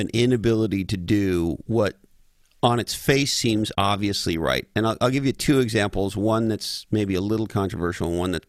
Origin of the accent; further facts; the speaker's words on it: Canada; moved away; I'm originally from Canada